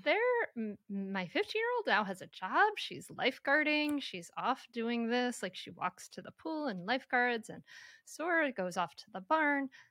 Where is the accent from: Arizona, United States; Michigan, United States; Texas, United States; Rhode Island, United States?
Rhode Island, United States; Bristol; my hometown, Bristol, Rhode Island